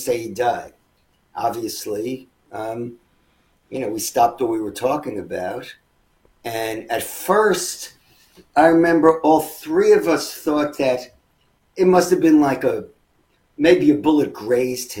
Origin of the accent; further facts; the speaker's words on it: New York City, New York, United States; I was from Queens, but, you know, it was still the five boroughs.